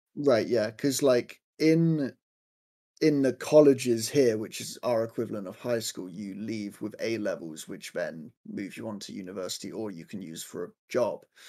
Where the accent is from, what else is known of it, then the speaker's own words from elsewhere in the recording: Southampton, South East England, United Kingdom; I am from Southampton in, uh, the United Kingdom in England.